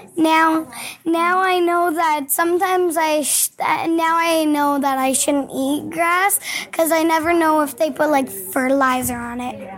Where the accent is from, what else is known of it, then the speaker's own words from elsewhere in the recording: Yorkton, Saskatchewan, Canada; now in Prince Albert, Canada; I was born in Yorkton